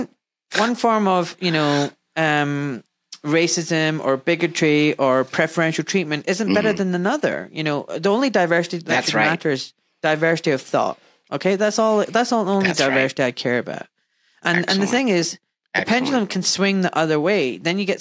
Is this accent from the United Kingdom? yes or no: yes; Glasgow, Scotland, United Kingdom; I grew up in Glasgow in a Pakistani community